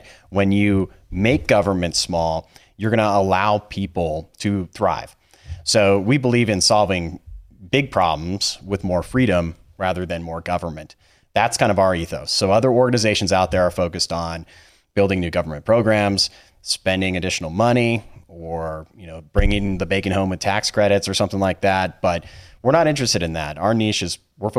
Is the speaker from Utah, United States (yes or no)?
no; Bitterroot Valley, Montana, United States; I'm born and raised Montana. Grew up in the Bitterroot Valley, the western part of the state.